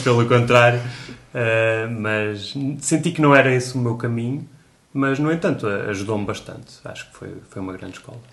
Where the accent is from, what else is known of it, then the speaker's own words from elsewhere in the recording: Coimbra, Centro, Portugal; also born or lived in Porto; eu sou de Coimbra